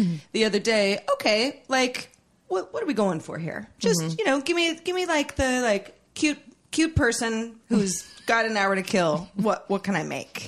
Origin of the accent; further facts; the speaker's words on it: California, United States; we're from California